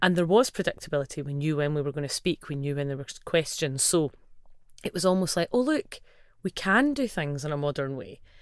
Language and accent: English; Livingston, Scotland, United Kingdom; I grew up in Livingston and my family are largely from that area.